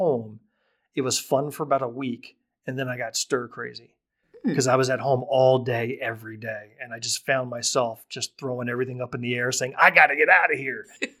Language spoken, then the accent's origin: English; the South, United States; now in Greenwood, United States; I'm a Southerner. I've certainly, as I said in one of my speeches, I moved to Greenwood out of love for a woman